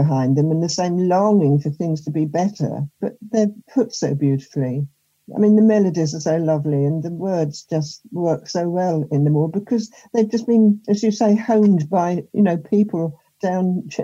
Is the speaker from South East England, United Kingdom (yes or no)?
yes; Sussex, South East England, United Kingdom; I grew up in Sussex during the war